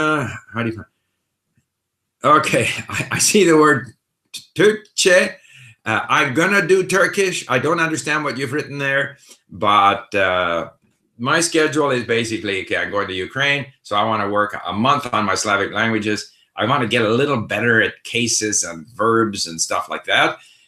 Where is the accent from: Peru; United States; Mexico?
Peru; first language Spanish; English is a second language; Anyway, hello, I'm from Peru. I'm a Spanish native speaker and English is my second language.